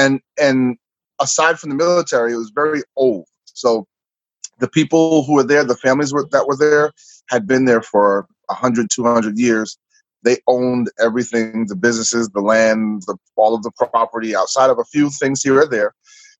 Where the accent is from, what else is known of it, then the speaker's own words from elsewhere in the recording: Long Island, New York, United States; I love the beach because that's kind of where we grew up. You know, the beach is about 10 minutes away on all sides, unless you want to go way out to like Montauk Point in the Hamptons.